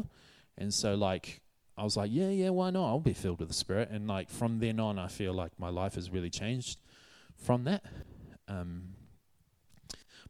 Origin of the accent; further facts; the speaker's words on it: New Zealand; moved away as an adult; now in Hatfield, United Kingdom; my home country, New Zealand